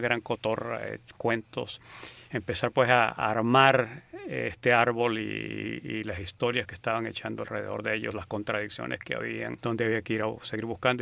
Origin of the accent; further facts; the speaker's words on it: San Cristóbal, Táchira, Venezuela; moved away as an adult; also born or lived in Berkeley, United States; now in United States; Yo nací en San Cristóbal, en Venezuela. Estuve allí hasta que terminé bachillerato y me vine a Estados Unidos a estudiar universidad.